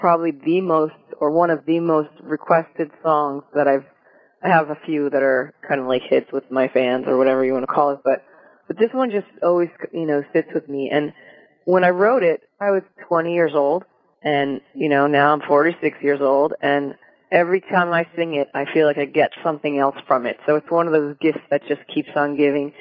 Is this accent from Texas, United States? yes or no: no; New Jersey, United States; now in Oregon, United States; I grew up in New Jersey